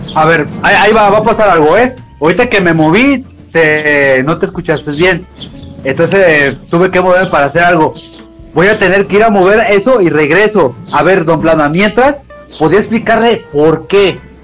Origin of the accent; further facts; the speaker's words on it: Mexico; nosotros somos mexicanos